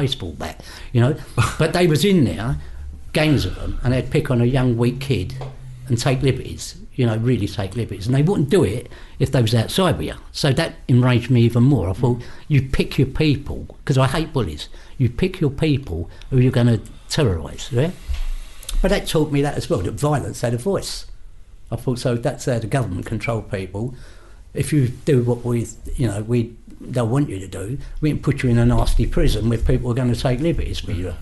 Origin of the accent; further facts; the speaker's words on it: London, United Kingdom; I grew up in King's Cross area